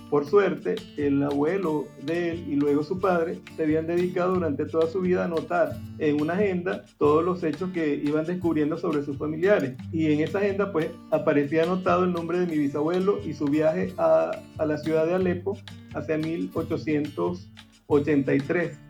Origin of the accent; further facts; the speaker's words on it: Zaraza, Guárico, Venezuela; Sarasa es el lugar donde yo nací.